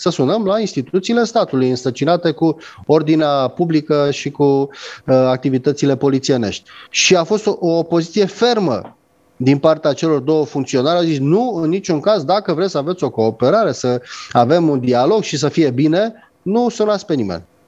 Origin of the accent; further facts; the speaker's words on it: Romania; ca român